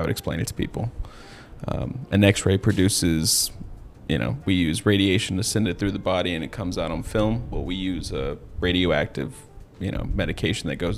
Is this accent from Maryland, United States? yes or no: no; Corpus Christi, Texas, United States; moved away as an adult; also born or lived in Denton, Texas; I am from Corpus Christi